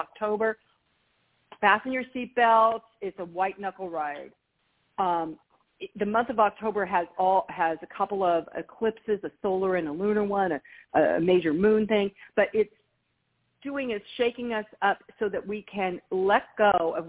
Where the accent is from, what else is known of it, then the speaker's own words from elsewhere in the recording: California, United States; I'm from California